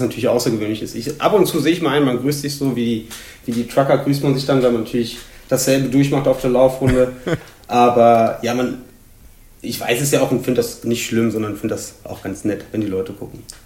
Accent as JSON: {"language": "German", "area": "Hunsrück", "region": "Rhineland-Palatinate", "country": "Germany", "tie": "born or raised there", "also_born_or_lived": "Magdeburg", "moved": "as an adult", "lives_now": "Cologne, Germany", "said": "Im Hunsrück aufgewachsen, aber gebürtig aus Magdeburg"}